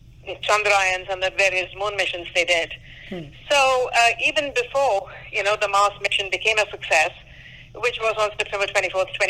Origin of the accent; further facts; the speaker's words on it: India; now in Los Angeles, United States; I'm an Indian woman. I was raised by very strong Indian women